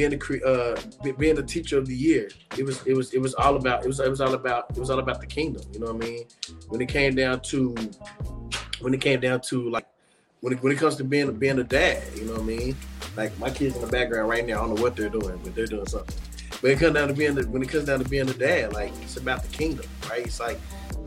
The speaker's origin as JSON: {"language": "English", "town": "Fort Worth", "region": "Texas", "country": "United States", "tie": "born or raised there", "also_born_or_lived": "Nebraska / Arkansas", "said": "I grew up on Marion Street"}